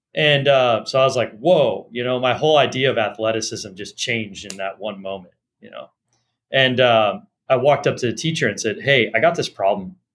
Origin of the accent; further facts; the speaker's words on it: Los Angeles, California, United States; I grew up in Los Angeles